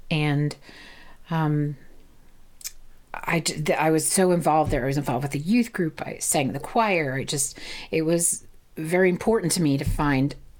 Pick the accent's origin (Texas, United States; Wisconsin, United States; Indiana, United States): Indiana, United States; moved away; I was born and raised in Indiana.